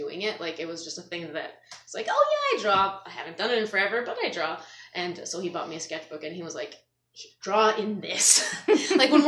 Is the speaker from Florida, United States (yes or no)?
no; Natick, Massachusetts, United States; I grew up in Natick